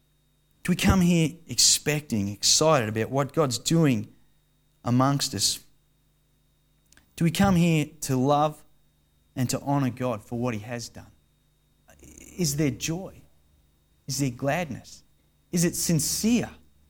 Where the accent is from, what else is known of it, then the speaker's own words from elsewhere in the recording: Australia; being suppressed Australian male that I am.